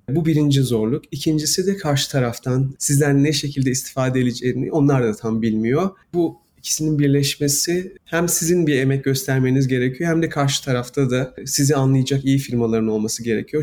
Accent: Istanbul, Turkey; moved away as an adult; now in United States; Ben İstanbul'da büyüdüm

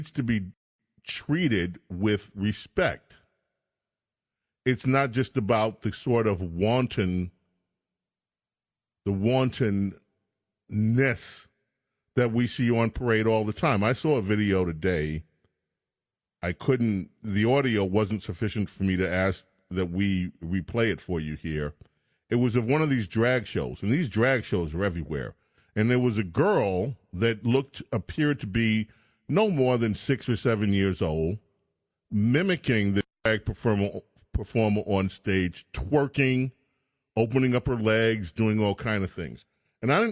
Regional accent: New York, United States; I grew up in New York during the midst of the sexual revolution.

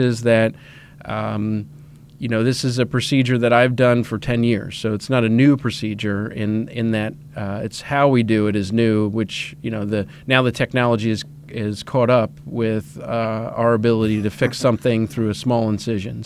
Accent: Reading, Pennsylvania, United States; moved away; I'm originally a Pennsylvania resident. I grew up in Reading, Pennsylvania

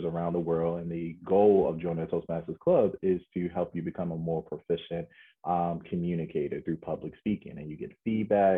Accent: Baltimore, Maryland, United States; I'm a kid from Baltimore

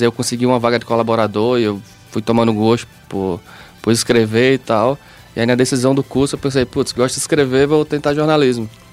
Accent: Campina Grande, Paraíba, Brazil; sou de Campina Grande

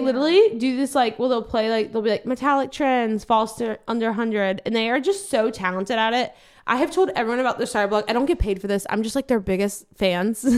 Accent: Louisiana, United States; moved away; I'm from Louisiana

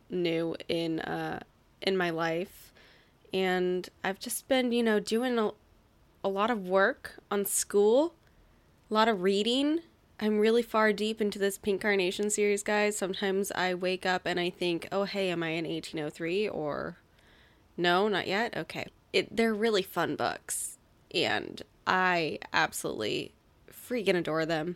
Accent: Portland, Oregon, United States; I was born in Portland

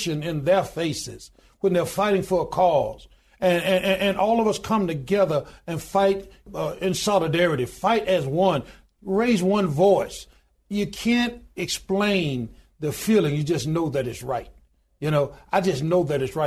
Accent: Goodwater, Alabama, United States; born or raised there

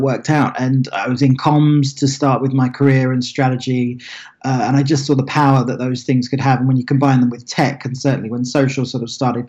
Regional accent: Billericay, East of England, United Kingdom; moved away as an adult; also born or lived in Lincoln, England / Los Angeles, United States; I grew up in a very sleepy town in Essex, which is in southeast England, called Billericay

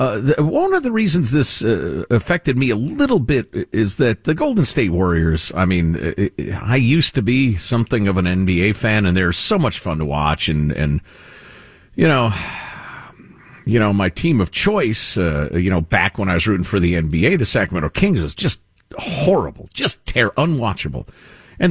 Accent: Jamaica; moved away; This is not my country, not my culture. I came from Jamaica and here I have made it. It is now my country.

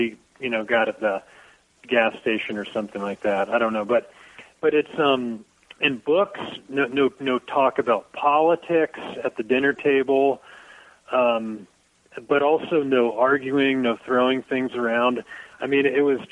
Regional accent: Dayton, Ohio, United States; moved away; I grew up right on the whole area of Brown Street

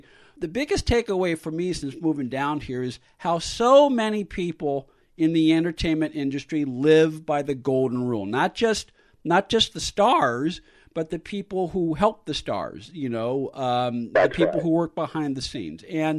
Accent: California, United States; now in Los Angeles, United States; I am a transplant. You're a transplant, you know. But at least for me, coming to Los Angeles from, I came from the San Francisco Bay Area.

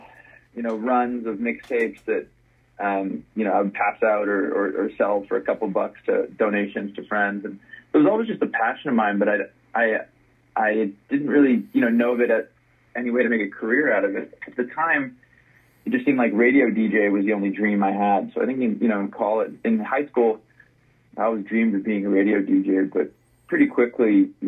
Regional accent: Los Angeles, California, United States; You know, I grew up in Los Angeles and went to the East Coast for college, and then kind of, you know, bounced around a bit.

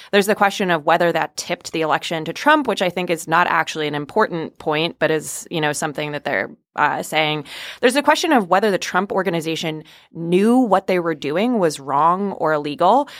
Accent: West Hartford, Connecticut, United States; I grew up in West Hartford, Connecticut

